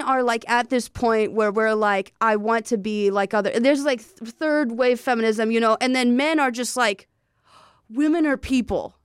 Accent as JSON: {"language": "English", "region": "the South", "country": "United States", "said": "I'm from the South"}